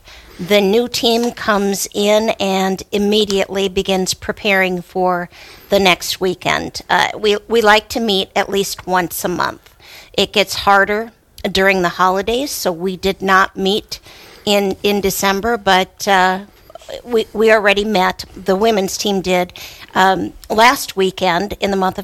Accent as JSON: {"language": "English", "region": "Wisconsin", "country": "United States", "tie": "born or raised there", "moved": "yes", "lives_now": "Minnesota, United States", "said": "Cradle Catholic. Born and raised in Wisconsin. Eventually made my way to the Midwest, up north"}